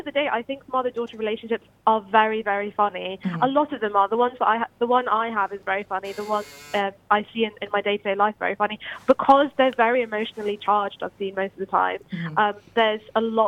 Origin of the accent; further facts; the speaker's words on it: London, United Kingdom; moved away as an adult; now in Bristol, United Kingdom; growing up in London.